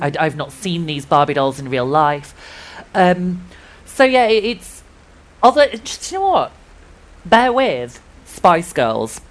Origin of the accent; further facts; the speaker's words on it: Yorkshire and the Humber, United Kingdom; I grew up in West Yorkshire in a very small mill town.